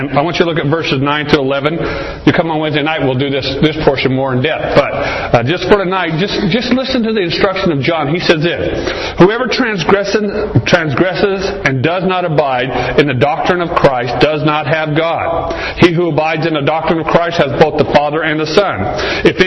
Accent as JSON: {"language": "English", "region": "Arizona", "country": "United States", "tie": "born or raised there", "said": "I grew up here in Arizona"}